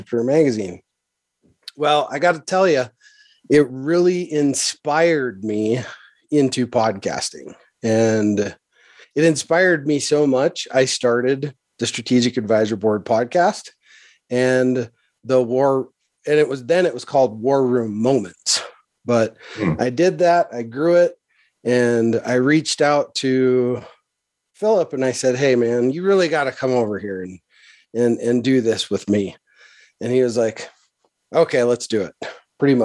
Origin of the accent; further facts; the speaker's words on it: Montana, United States; I'm a Montana kid. I grew up in Montana on a farm